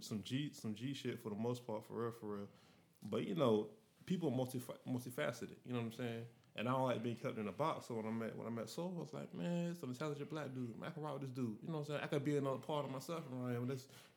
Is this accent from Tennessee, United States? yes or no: yes; Wilson Pine, Tennessee, United States; now in Memphis, United States; born and reared in Wilson Pine, but I moved to Hollywood and it just got worse. You know, and so I came to South Main.